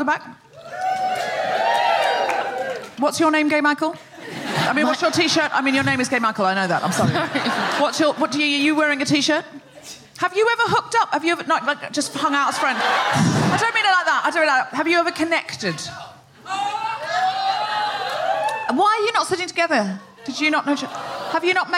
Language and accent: English; Australia; I'm Australian